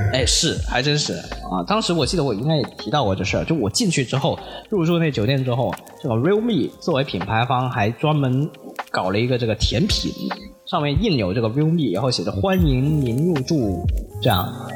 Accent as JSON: {"language": "Chinese", "town": "Guangzhou", "region": "Guangdong", "country": "China", "said": "我在北京啊，是吧？我来自广州"}